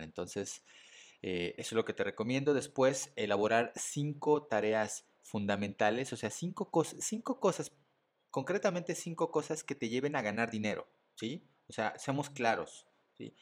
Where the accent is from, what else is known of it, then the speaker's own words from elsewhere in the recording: Mexico City, Mexico; soy mexicano, soy de la Ciudad de México